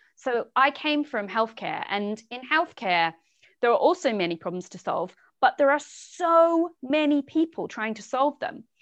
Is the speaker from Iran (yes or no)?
no; Southland, New Zealand; moved away as an adult; also born or lived in England; now in United Kingdom; I'm originally from New Zealand. I grew up in a really small sheep farming town at the very bottom of New Zealand, south coast of the South Island